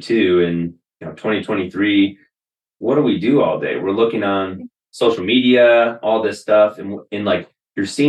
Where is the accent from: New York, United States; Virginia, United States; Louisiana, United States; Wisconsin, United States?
Wisconsin, United States; moved away as an adult; I spent the majority of my life until I was 25 years old in Wisconsin